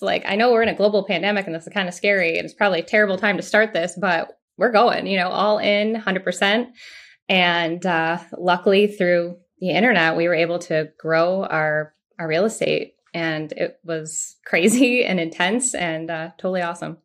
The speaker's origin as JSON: {"language": "English", "town": "Rochester", "region": "New York", "country": "United States", "moved": "as an adult", "lives_now": "Tampa, United States", "said": "We are originally from Rochester, New York, upstate, uh, really cold"}